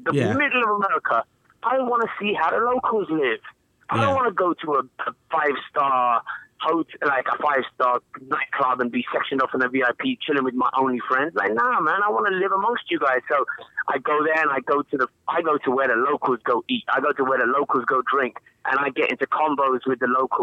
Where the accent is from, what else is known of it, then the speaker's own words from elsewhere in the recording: England, United Kingdom; growing up in England, we listened to American music